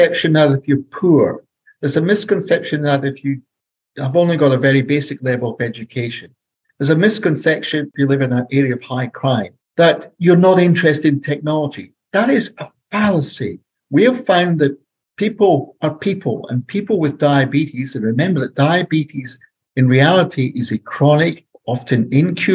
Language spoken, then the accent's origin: English; Scotland, United Kingdom; moved away as an adult; now in Santa Barbara, United States; So you can tell from my accent, I'm not American. I'm from Scotland. I'm a white guy from Scotland, parachuted in to the central coast of California